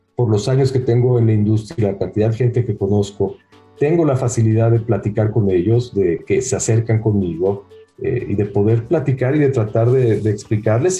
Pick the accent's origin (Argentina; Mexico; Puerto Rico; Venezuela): Mexico; moved away; also born or lived in United States / Israel; a mí me criaron en México en, un colegio hebreo 100% sionista, no religioso